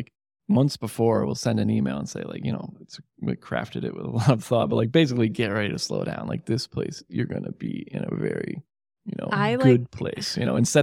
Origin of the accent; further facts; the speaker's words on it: Catskill Mountains, New York, United States; now in Syracuse, United States; I grew up in the Catskills